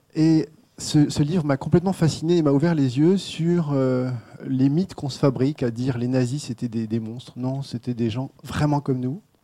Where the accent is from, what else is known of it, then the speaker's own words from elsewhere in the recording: France; en tant que Français